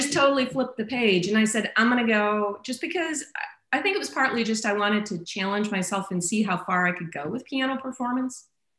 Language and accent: English; Iowa, United States; Yeah, Iowa is more cold. Like, you still get snow, but the big thing about Iowa is it gets brutally cold, Northeast Iowa, because you're getting closer to Minnesota.